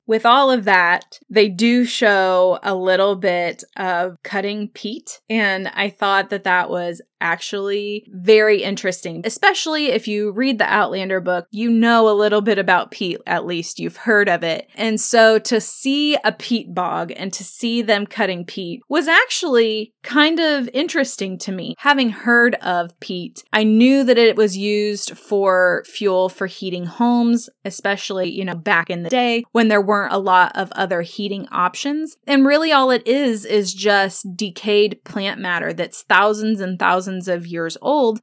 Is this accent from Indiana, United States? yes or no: yes; Indiana, United States; growing up in Indiana, I am right down the road from Kentucky.